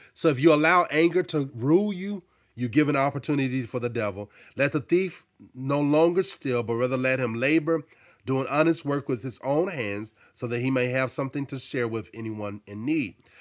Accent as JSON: {"language": "English", "region": "Arkansas", "country": "United States", "tie": "born or raised there", "also_born_or_lived": "New Jersey", "moved": "yes", "said": "I grew up in Arkansas and I experienced racism"}